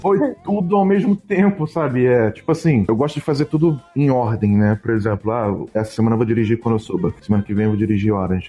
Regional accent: Rio de Janeiro, Brazil; also born or lived in São Paulo; sou do aqui do Rio de Janeiro

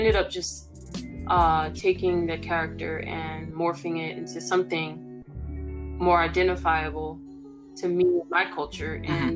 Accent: New York City, New York, United States; moved away; the gritty city of my hometown

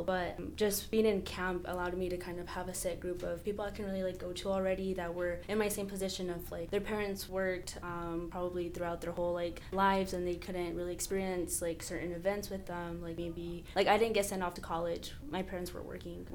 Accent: Burley, Idaho, United States; I'm also from Southern Idaho. I come from Burley, Idaho.

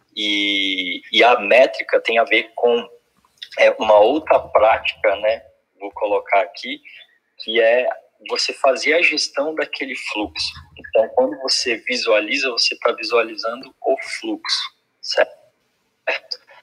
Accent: Belém, Pará, Brazil; eu sou eu sou sou do norte, né? Sou do Pará, Belém do Pará

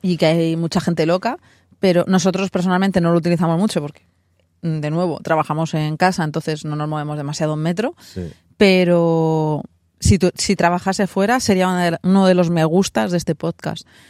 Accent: Alicante, Valencian Community, Spain; moved away as an adult; now in New York, United States; Nosotros somos de Alicante

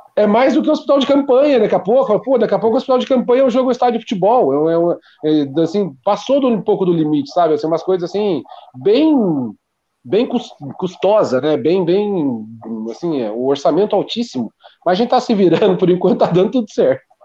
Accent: Taubaté, São Paulo, Brazil; eu sou de Taubaté, eu moro em Taubaté.

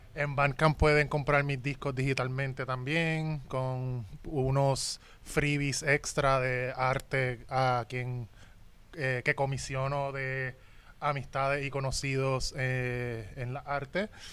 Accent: Puerto Rico; todos los puertorriqueños somos iguales

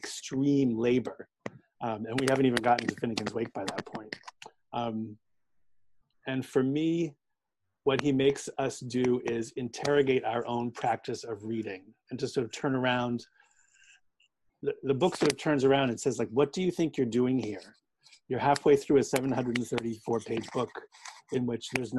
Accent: Boston, Massachusetts, United States; moved away as an adult; also born or lived in Exeter, United Kingdom; now in Oxford, United Kingdom; growing up in Boston

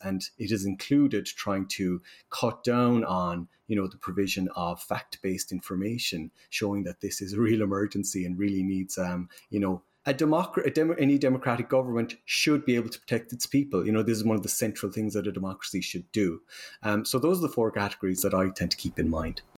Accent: Ireland; accent: Irish; as you can tell from my accent, I'm from Ireland

